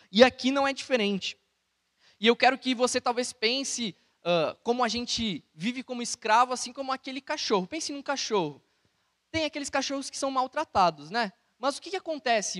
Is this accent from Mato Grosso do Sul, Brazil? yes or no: no; Santa Cruz do Sul, Rio Grande do Sul, Brazil; igreja de Santa Cruz do Sul, onde eu cresci